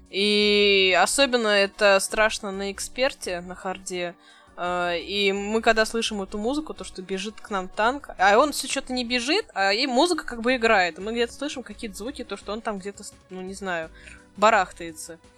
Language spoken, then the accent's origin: Russian; Omsk, Omsk Oblast, Russia; Да вы что, я же из Омска